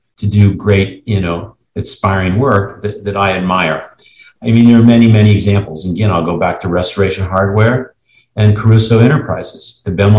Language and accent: English; Cincinnati, Ohio, United States; my hometown in Cincinnati